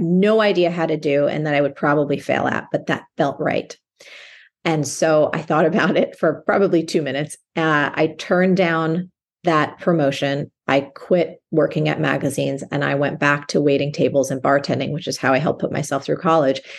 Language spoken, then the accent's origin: English; New Jersey, United States; I grew up in New Jersey, and where I grew up, as a young girl, it was possible for me to walk to school